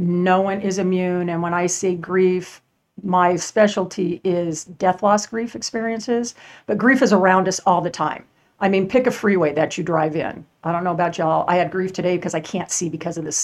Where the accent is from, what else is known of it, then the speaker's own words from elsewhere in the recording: Southern California, United States; moved away as an adult; also born or lived in Arizona; now in San Antonio, United States; I was born in Arizona, moved to California when I was three